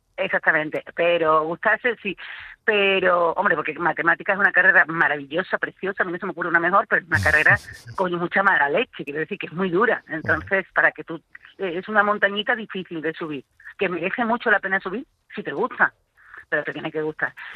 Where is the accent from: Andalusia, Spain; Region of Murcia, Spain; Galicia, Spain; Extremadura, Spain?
Andalusia, Spain; Coria del Río; en mi pueblo, que yo soy de Coria